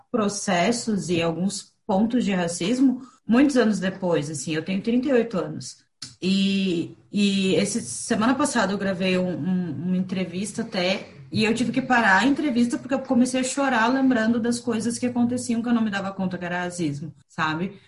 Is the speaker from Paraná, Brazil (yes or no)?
yes; Curitiba, Paraná, Brazil; also born or lived in Rio Grande do Sul; now in Florianópolis, Brazil; sou gaúcha de nascimento, curitibana de criação e manezinha por opção. Hoje eu moro na Ilha da Magia